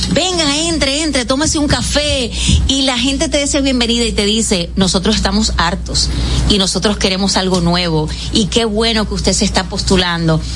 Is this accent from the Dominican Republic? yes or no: yes; Dominican Republic; also born or lived in San José de Ocoa